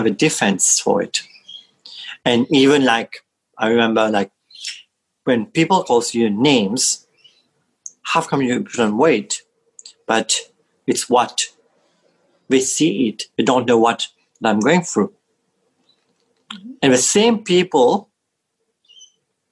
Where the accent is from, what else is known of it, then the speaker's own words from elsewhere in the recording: Mauritius; moved away; when I was back in Mauritius, in my home country